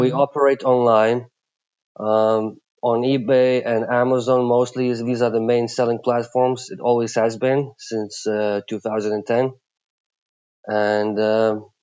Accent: Lithuania; moved away as an adult; also born or lived in Plymouth, England; now in Miami Beach, United States; I come from Lithuania. And when I was 19, I moved to UK to study.

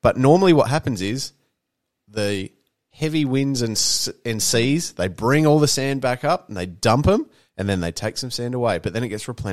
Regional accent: Beachport, South Australia, Australia; when I grew up in Beachport

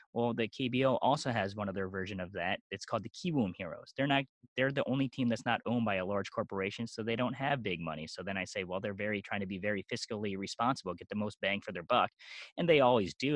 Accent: Eastern Pennsylvania, United States; also born or lived in South Korea; I was born in South Korea, adopted at the age of four months, came over came over to the East Coast, grew up most of my time in Eastern Pennsylvania

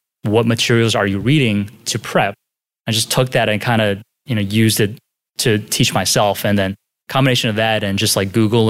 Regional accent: Philadelphia, Pennsylvania, United States; moved away as an adult; Yeah, I grew up in Philadelphia, spent like 20-some years there. I stayed in-state for undergrad.

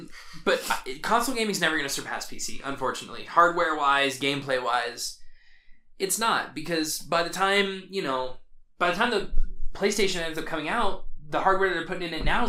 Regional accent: United States; I'm American

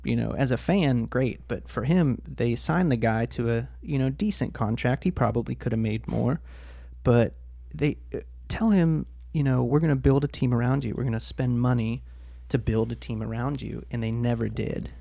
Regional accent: Pittsburgh, Pennsylvania, United States; I grew up in Pittsburgh. I wasn't born there, but I was raised there

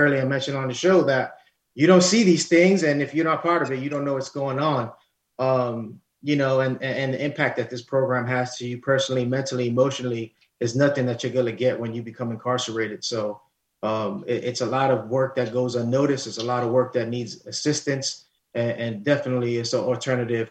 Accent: New York City, New York, United States; I'm Lower East Side, born and bred in Harlem.

